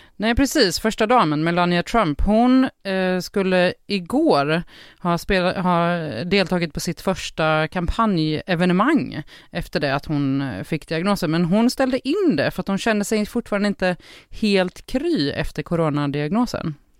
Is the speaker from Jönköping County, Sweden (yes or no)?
yes; Jönköping, Jönköping County, Sweden; jag kommer från Sveriges Jerusalem. Ja, det är Jönköping såklart